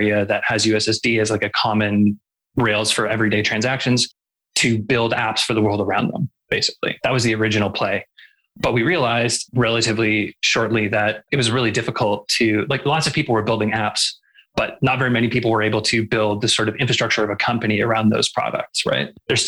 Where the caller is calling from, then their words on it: Calgary, Alberta, Canada; I'm calling in from Calgary, which is in the Treaty 7 region of Southern Alberta.